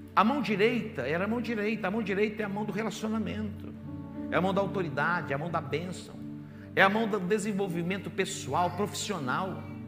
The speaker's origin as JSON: {"language": "Portuguese", "town": "Barbacena", "region": "Minas Gerais", "country": "Brazil", "tie": "born or raised there", "said": "quando eu era criança, lá em Barbacena, pequenininho"}